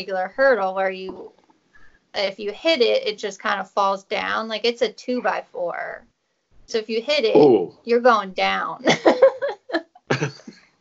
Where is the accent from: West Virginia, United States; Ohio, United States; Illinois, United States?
Ohio, United States; McDonald; moved away as an adult; now in Clarksburg, United States; I'm from McDonald, Ohio, and I lived in Ohio for 25 years or so.